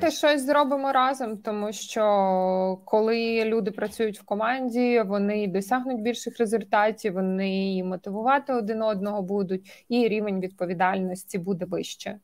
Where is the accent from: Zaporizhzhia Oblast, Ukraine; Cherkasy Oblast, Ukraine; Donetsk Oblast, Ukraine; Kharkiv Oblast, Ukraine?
Cherkasy Oblast, Ukraine; я з Черкаської області